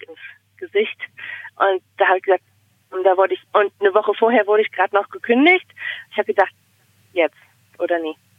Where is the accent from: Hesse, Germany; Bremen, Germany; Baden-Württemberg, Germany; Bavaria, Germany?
Bremen, Germany; now in Finland; ich komme aus Bremen